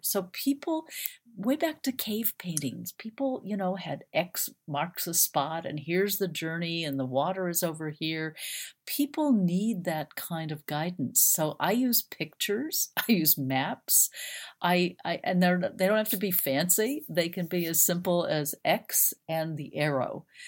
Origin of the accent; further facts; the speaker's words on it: Phoenix, Arizona, United States; I grew up in Phoenix, Arizona